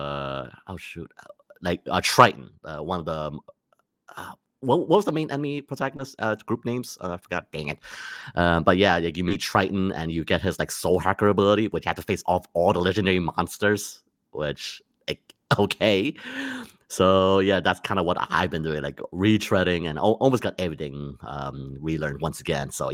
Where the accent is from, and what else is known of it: Malaysia; born or raised there; moved away